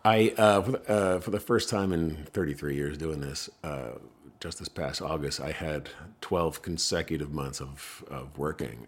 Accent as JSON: {"language": "English", "town": "Ridgewood", "region": "New Jersey", "country": "United States", "tie": "born or raised there", "moved": "yes", "lives_now": "Los Angeles, United States", "said": "I was born in Ridgewood"}